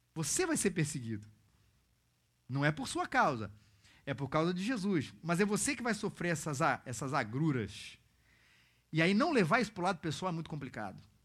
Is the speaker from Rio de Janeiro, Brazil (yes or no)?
yes; Rio de Janeiro, Brazil; mesmo sendo carioca